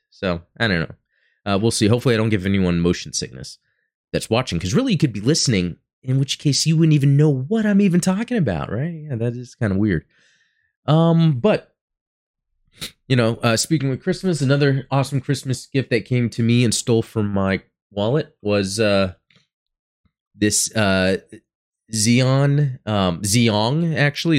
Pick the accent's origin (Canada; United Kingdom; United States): United States; Dallas–Fort Worth area, Texas; I'm from Texas and, um, you know, growing up, uh, here where I have in the D F W area